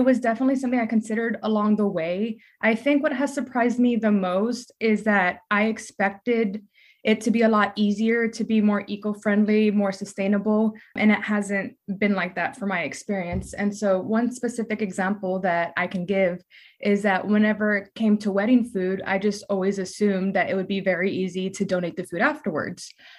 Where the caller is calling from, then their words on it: San Antonio, Texas, United States; I'm calling in from San Antonio, Texas.